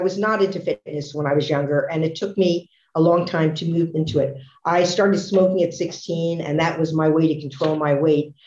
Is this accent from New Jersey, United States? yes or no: yes; Newark, New Jersey, United States; I was born in Newark, New Jersey. My father was at the forefront of the fitness movement. In our basement in Newark, he had a rowing machine